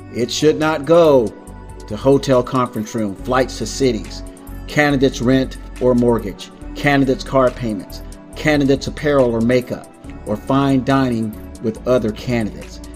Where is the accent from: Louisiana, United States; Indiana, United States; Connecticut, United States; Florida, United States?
Florida, United States; South; I grew up in South Florida, where fashion was everything